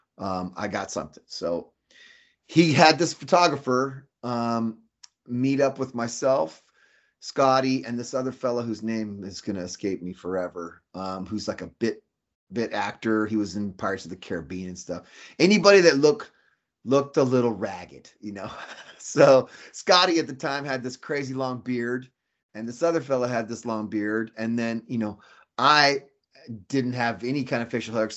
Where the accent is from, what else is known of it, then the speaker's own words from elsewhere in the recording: Fresno, California, United States; moved away as an adult; I came from Fresno